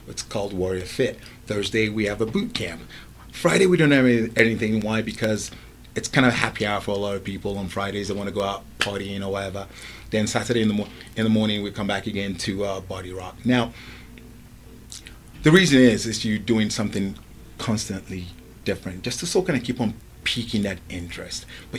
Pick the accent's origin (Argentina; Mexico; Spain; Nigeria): Nigeria; Lagos; now in England, United Kingdom; I remember growing up in Nigeria before I moved to England. I was always very, very athletic, especially playing sports against local streets in Lagos and whatnot.